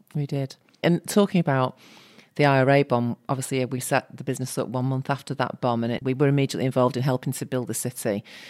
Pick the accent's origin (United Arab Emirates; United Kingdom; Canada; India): United Kingdom; Salford, North West England; we grew up in Salford